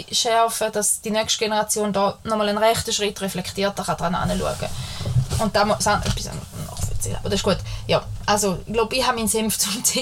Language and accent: German; Switzerland; wir sind Schweizer, wir können schleichen zwischen der Grammatik.